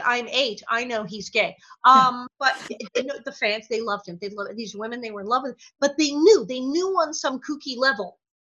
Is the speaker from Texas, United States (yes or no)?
no; Hollywood, California, United States; to me, having grown 60s and 70s were like modern times.